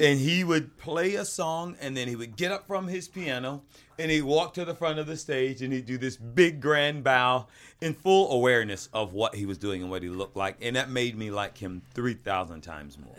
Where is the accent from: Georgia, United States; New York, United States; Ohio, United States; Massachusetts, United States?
Georgia, United States; we didn't refrigerate our mayonnaise where I come from